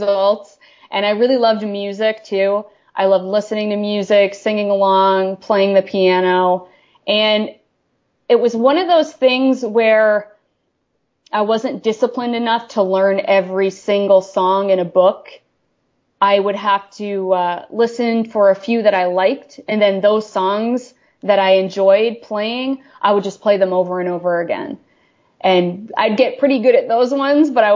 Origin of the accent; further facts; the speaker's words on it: Maine, United States; Maine is a very rural place, and I grew up in a very rural part of Maine.